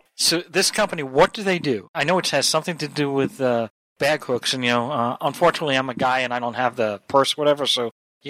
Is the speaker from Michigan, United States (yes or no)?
no; Long Island, New York, United States; now in California, United States; Matt and I grew up in New York on Long Island, okay, and we're transplants to California.